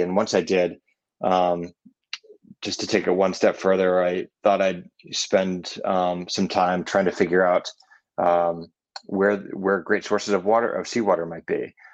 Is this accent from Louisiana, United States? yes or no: no; Burlington, Vermont, United States; also born or lived in Virginia; I was born in Virginia. Um, mm-hmm. And then we moved to Vermont, um, to Burlington